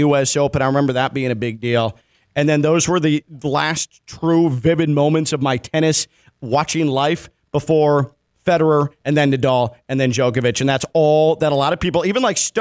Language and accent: English; Chicago, Illinois, United States; now in West Palm Beach, United States; as a youngster growing up in Chicago with that Bulls-Knicks rivalry